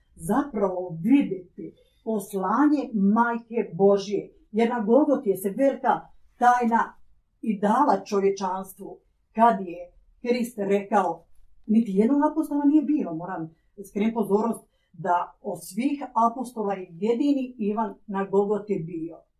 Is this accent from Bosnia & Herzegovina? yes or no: no; Croatia; Ja, kao Hrvatica, sestra sa ovih prostora